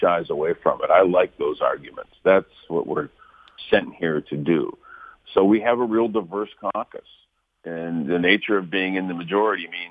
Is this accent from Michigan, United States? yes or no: yes; Flint, Michigan, United States; living in Flint, growing up there, seeing what has happened in my hometown